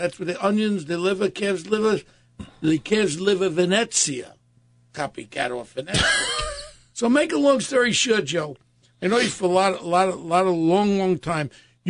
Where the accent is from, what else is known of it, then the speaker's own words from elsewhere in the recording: Germany; now in United States; So, and honestly, my father came here in 1916, and I came from Germany.